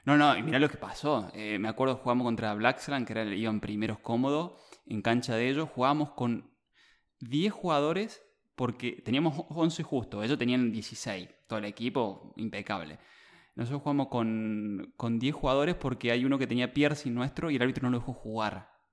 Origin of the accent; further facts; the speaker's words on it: Argentina; moved away as an adult; also born or lived in Australia; yo llegué retirado de Argentina de jugar al fútbol, que yo jugaba en clubes locales